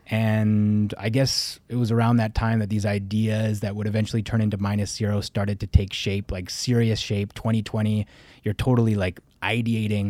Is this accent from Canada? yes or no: yes; Canada; moved away as an adult; now in India; me being Canadian